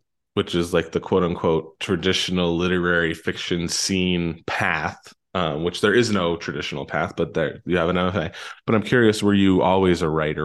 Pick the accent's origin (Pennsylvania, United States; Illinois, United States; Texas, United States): Pennsylvania, United States; growing up in Pennsylvania, local library